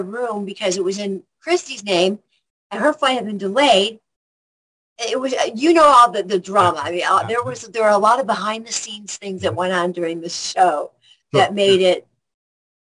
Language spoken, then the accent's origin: English; Rockford, Illinois, United States; moved away; I'm from Rockford, Illinois, and that's 90 miles northwest of Chicago.